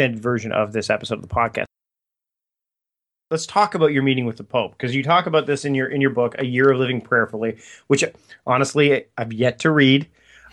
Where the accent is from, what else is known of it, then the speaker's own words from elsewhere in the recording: Hamilton, Ontario, Canada; moved away; also born or lived in Vancouver Island; I'm originally from the Hamilton area. But I actually spent my high school years in a town called Waterdown